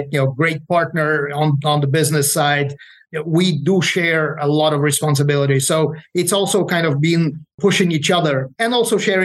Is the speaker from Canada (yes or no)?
no; Ukraine; moved away; I'm originally from Ukraine